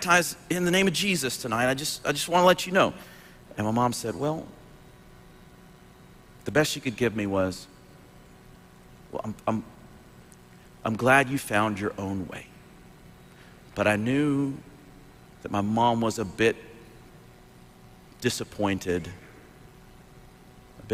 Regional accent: Dothan, Alabama, United States; born or raised there

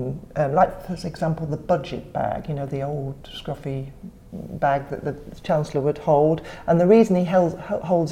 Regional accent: Cheshire, North West England, United Kingdom; In Cheshire, on a small holding

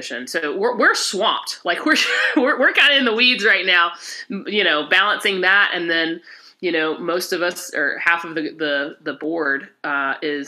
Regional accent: Rock Hill, South Carolina, United States; accent: Southern; moved away as an adult; also born or lived in Columbus; I grew up in Rock Hill, South Carolina.

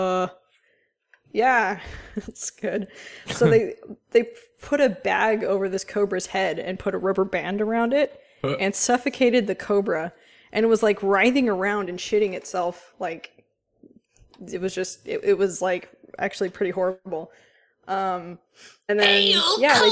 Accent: San Francisco, California, United States; I grew up in San Francisco

